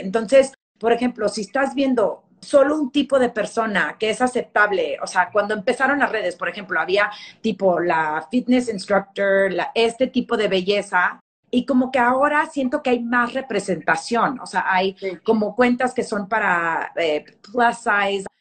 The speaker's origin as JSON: {"language": "Spanish", "town": "El Paso", "region": "Texas", "country": "United States", "tie": "born or raised there", "also_born_or_lived": "Memphis / New York", "moved": "yes", "said": "yo crecí en, en Texas, en El Paso, iba todos los veranos a, San Luis Potosí"}